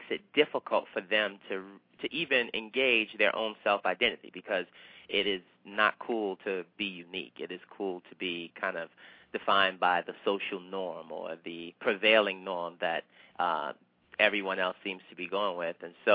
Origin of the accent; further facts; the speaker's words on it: the South, United States; now in New York City, United States; I grew up in the South.